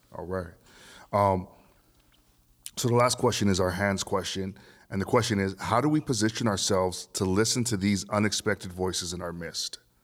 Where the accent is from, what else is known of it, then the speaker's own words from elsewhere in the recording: Vancouver, British Columbia, Canada; growing up in Vancouver, um, even though I'm multi-ethnic, Um, I still grew up in, in, in a system of, of white power